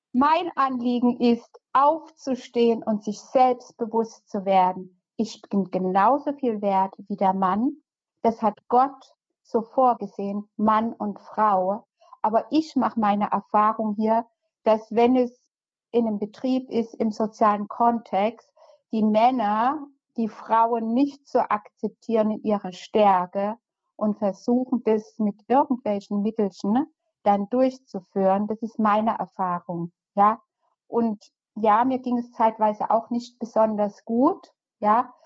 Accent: East Germany, Germany; moved away as an adult; now in Heidelberg, Germany; ich komme ja ursprünglich aus der DDR, bin ähm, 82, 83 hierher gekommen in den Westen

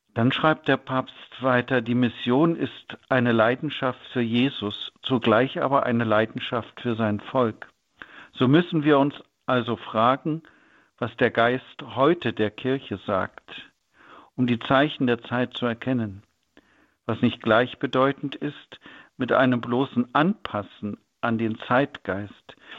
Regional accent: North Rhine-Westphalia, Germany; bei uns in Nordrhein-Westfalen

